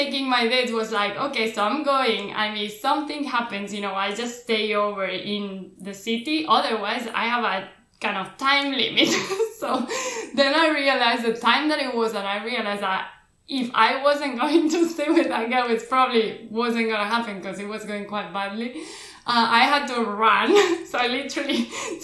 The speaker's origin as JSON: {"language": "English", "town": "Barcelona", "region": "Catalonia", "country": "Spain", "said": "I am from Barcelona"}